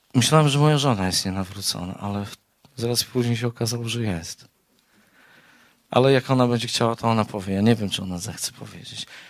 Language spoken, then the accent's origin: Polish; Białystok, Podlaskie Voivodeship, Poland; Też jestem z Białegostoku